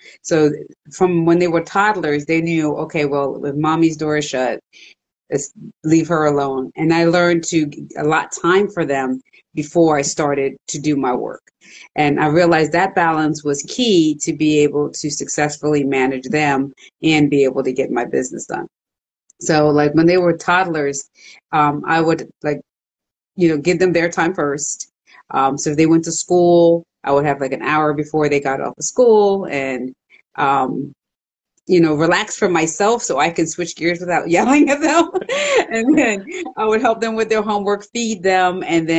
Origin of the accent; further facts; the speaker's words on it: Jamaica; So my grandmother, she had owned a business in Jamaica. Then when they moved here, I'm originally from Jamaica.